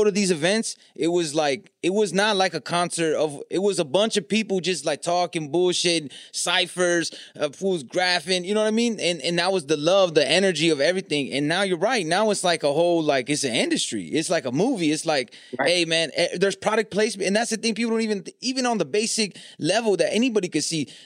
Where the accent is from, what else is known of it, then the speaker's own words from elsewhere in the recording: California, United States; I'm from Cali